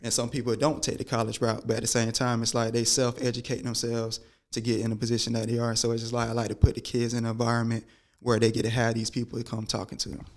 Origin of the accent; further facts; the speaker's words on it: Georgia, United States; growing up in Georgia